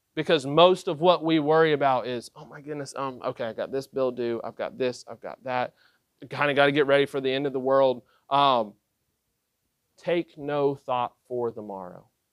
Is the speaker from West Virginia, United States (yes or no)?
yes; West Virginia, United States; I was born in West Virginia